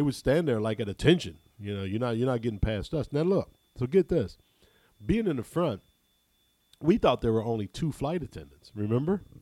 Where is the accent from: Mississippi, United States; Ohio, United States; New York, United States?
Ohio, United States; I'm from Ohio